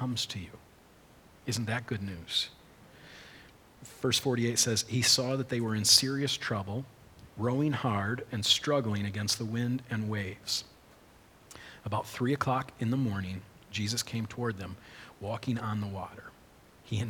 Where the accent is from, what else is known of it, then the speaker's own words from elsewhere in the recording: United States; We grew up on Big Lake